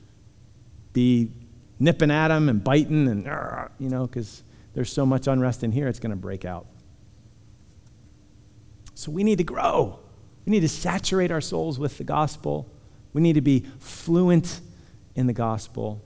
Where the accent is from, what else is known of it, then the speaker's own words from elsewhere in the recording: Punxsutawney, Pennsylvania, United States; I come from Punxsutawney. So love my people